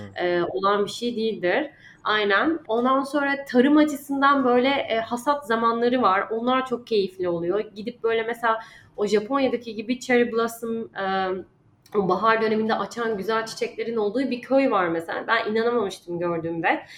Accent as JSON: {"language": "Turkish", "country": "Turkey", "also_born_or_lived": "Dubai", "moved": "as an adult"}